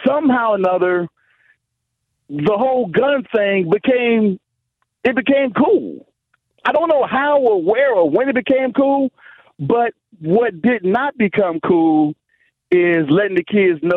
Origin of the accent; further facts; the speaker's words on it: Chicago, Illinois, United States; I was raised in Chicago. I was raised in the inner city of Chicago